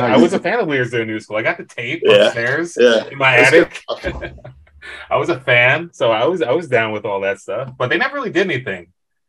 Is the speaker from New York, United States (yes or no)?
yes; New York City, New York, United States; also born or lived in Jamaica, Queens; I grew up in Flushing, but we moved to Jamaica-ish later